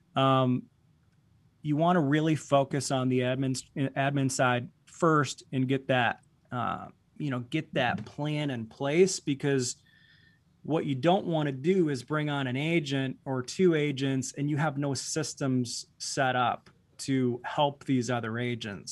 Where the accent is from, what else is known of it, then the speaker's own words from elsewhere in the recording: Boyne City, Michigan, United States; moved away as an adult; now in Grand Rapids, United States; I grew up in a very small town in northern Michigan, uh, Boyne City